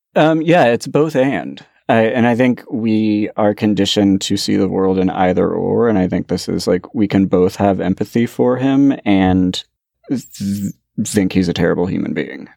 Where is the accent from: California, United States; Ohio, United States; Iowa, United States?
California, United States; Bay Area; growing up in the Bay Area in the early eighties